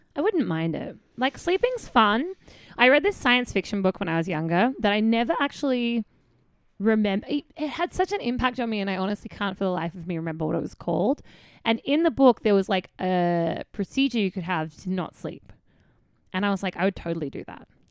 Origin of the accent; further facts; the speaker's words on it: Australia; I'm Australian.